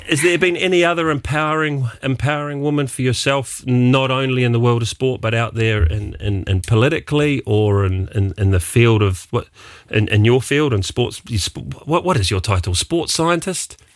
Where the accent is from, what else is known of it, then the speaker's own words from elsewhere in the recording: New Zealand; now in Luxembourg; being a New Zealander